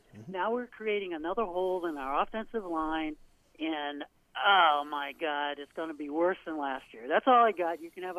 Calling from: South Portland, Maine, United States; Yep, … from South Portland, Maine.

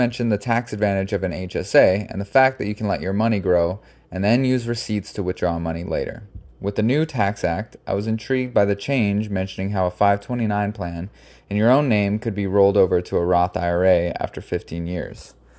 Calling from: St. Petersburg, Florida, United States; I'm reaching out from St. Pete, Florida.

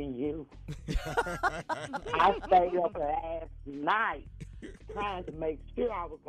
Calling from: Gallatin, Tennessee, United States; I'm calling from Gallatin, Tennessee.

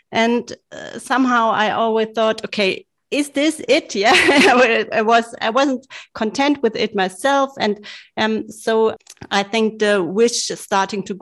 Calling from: Munich, Bavaria, Germany; because I'm living in Munich and I think everybody in the whole world knows what's happening in Munich every autumn.

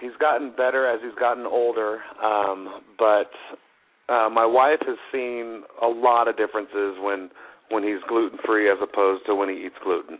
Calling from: Colorado, United States; calling from Colorado.

